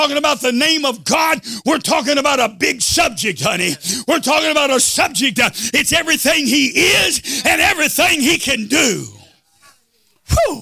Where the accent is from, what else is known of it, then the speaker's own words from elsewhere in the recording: United States; I am an American Pentecostal Protestant Christian